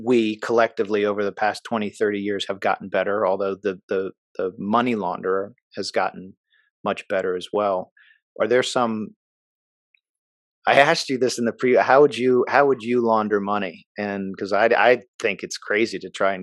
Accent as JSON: {"language": "English", "region": "Maryland", "country": "United States", "tie": "born or raised there", "moved": "yes", "said": "I grew up in Maryland"}